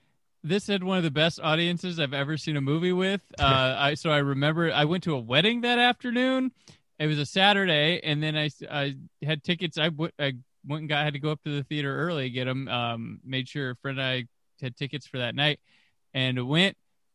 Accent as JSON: {"language": "English", "town": "Fort Wayne", "region": "Indiana", "country": "United States", "tie": "born or raised there", "said": "I grew up, you know, in Indiana, and I grew up in Fort Wayne, Indiana"}